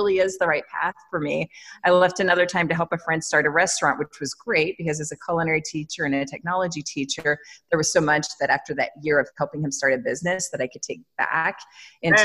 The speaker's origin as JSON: {"language": "English", "region": "West Virginia", "country": "United States", "tie": "born or raised there", "said": "I grew up in West Virginia"}